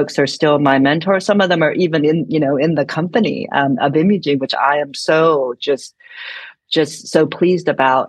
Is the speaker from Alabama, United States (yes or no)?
no; San Francisco, California, United States; I'm from San Francisco